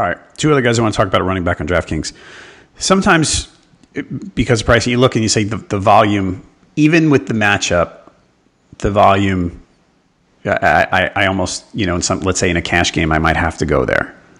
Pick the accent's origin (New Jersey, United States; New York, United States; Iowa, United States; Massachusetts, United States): New York, United States; now in Charlotte, United States; I grew up in New York